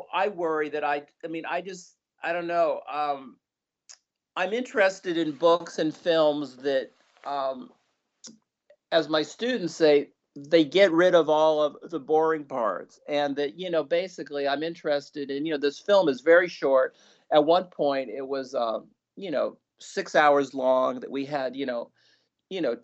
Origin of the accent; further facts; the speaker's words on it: West Coast, United States; I grew up on the West Coast